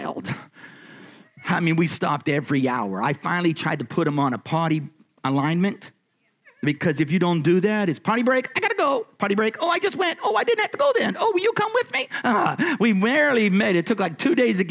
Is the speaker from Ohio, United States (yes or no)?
no; Erie, Pennsylvania, United States; I was born in Erie, Pennsylvania